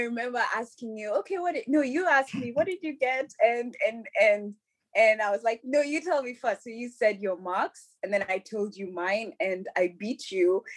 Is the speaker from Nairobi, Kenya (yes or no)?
yes; Nairobi, Kenya; now in Europe; I grew up in Nairobi. I'm a Nairobi kid all my life